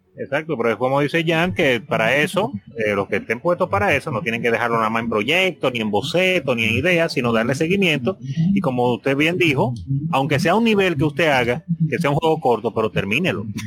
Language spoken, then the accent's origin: Spanish; Dominican Republic; en el caso de nosotros, principalmente Ishidori y yo, eh, que somos pues, dominicanos